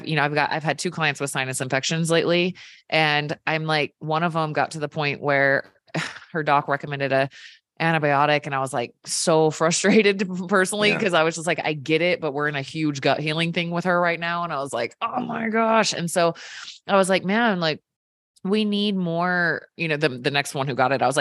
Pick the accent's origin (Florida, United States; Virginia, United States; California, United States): Virginia, United States; moved away; I grew up in Virginia where they cure ham with salt